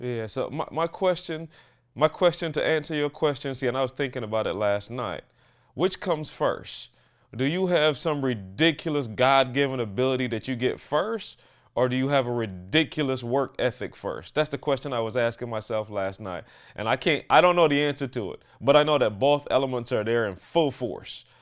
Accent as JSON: {"language": "English", "country": "Barbados", "tie": "born or raised there", "said": "I'm growing up in Barbados"}